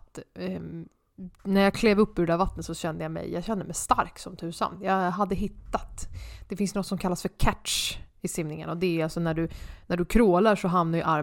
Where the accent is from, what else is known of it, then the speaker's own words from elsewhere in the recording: Huddinge, Stockholm County, Sweden; jag är ju uppvuxen i Kungens Kurva, Ikea.